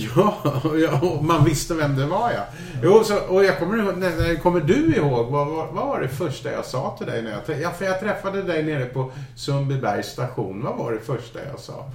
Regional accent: Scotland, United Kingdom; moved away; men jag kommer ju från Skottland

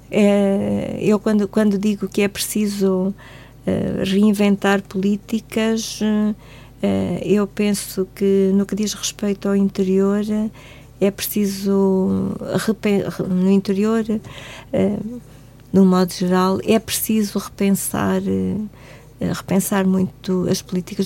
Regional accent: Algarve, Portugal; moved away as an adult; now in Guarda, Portugal; eu sou do Algarve

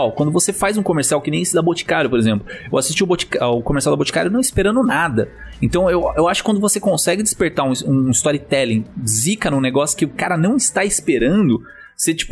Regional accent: Brazil; a gente nasceu no Brasil

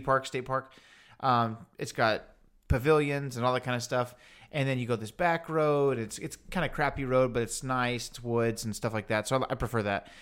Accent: Houston, Texas, United States; we're obviously from Houston, Texas

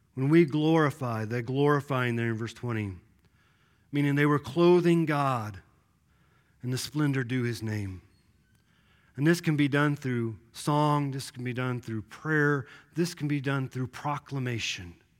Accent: Kansas City, Missouri, United States; growing up in Kansas City

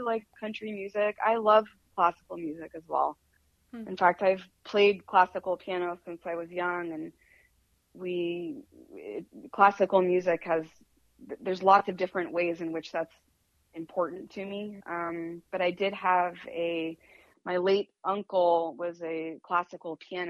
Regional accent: Midwest, United States; moved away; also born or lived in New York; I come from the Midwest. Both sides of my family come from the Midwest.

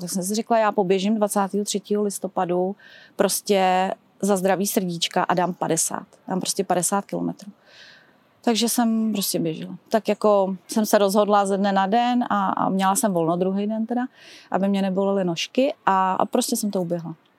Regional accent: České Budějovice, South Bohemian Region, Czechia; vyrůstala jsem, v, opravdu je to kousek tady v Kubatově ulici, kde přímo máme i základní školu

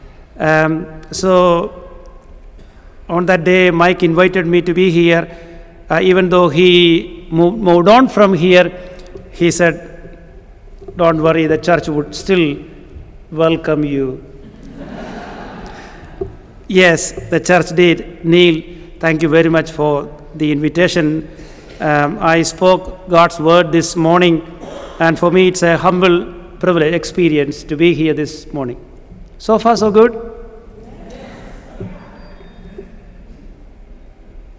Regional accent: Kerala, India; first language Malayalam; English is a second language; I come from a state called Kerala in South India

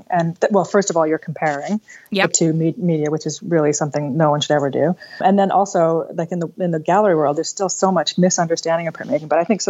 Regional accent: Dutton, Ontario, Canada; I grew up in Ontario, actually. I'm from a little tiny town just outside of London, Ontario, called Dutton. It's one of those towns that it's like you're watching the Andy Griffith Show or something, where it's like everyone knows everybody and people are on the front porch having lemonade

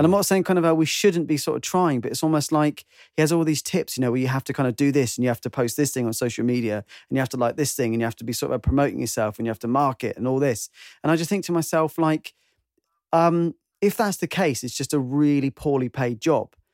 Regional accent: United Kingdom; I'm British

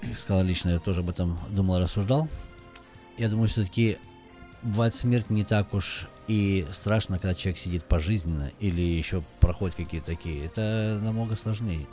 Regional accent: Russia; moved away; я говорю, что я из России

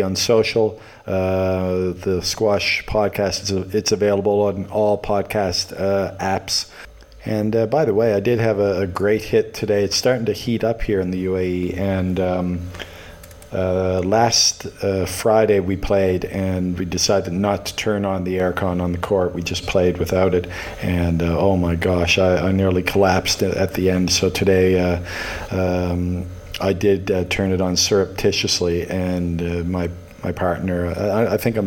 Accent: Halifax, Nova Scotia, Canada; also born or lived in Moncton, New Brunswick; now in Toronto, Canada; Dalhousie as well, my hometown

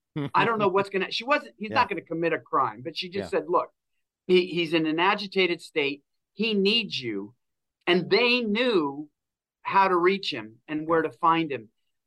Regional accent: Pacific Northwest, United States; We came from the Pacific Northwest where there wasn't anything like that.

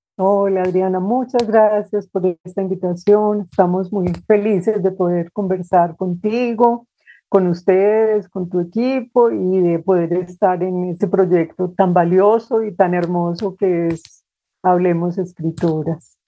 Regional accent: Medellín, Antioquia, Colombia; also born or lived in Cúcuta / Bogotá; Yo nací en Cúcuta, pero, mm, desde muy pequeñita mis padres, pues, se mudaron a Medellín y he vivido aquí gran parte de mi vida

